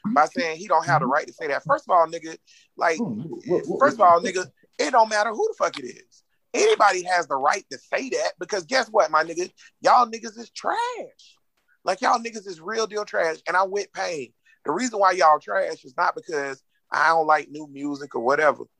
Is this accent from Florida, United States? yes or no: yes; Jacksonville, Florida, United States; I'm from Grand Park, nigga, Jacksonville, Florida, nigga, Duval